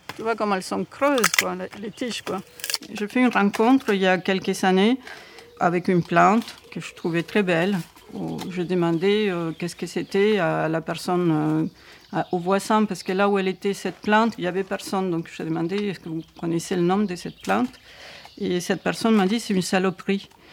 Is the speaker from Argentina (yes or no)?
yes; Buenos Aires, Argentina; now in France; je suis née en Argentine, à Buenos Aires